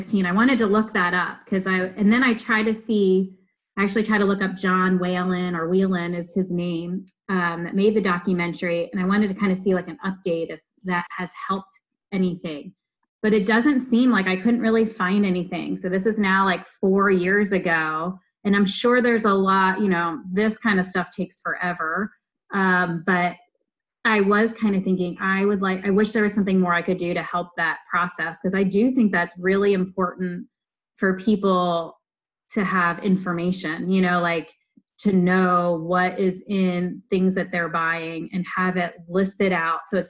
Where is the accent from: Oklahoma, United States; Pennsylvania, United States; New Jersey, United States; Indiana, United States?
Pennsylvania, United States; now in Oregon, United States; I grew up in Pennsylvania